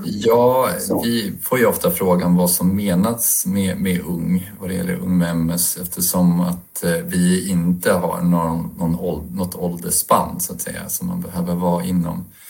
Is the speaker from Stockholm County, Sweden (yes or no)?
yes; Stockholm, Stockholm County, Sweden; Jag är en småbarnspappa från Stockholm